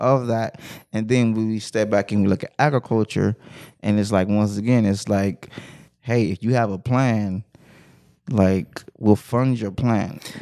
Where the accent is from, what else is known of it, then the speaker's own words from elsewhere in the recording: Compton, California, United States; I'm from Compton